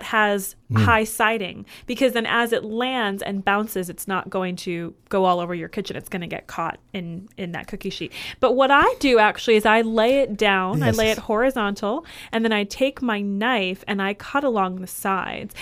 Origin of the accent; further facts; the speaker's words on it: Michigan, United States; moved away; also born or lived in Indiana; I grew up in Michigan and then later in Indiana, so I've had corn around me my whole childhood.